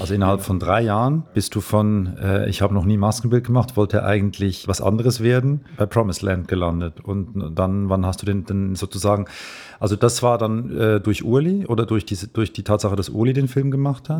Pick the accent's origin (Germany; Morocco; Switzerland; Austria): Switzerland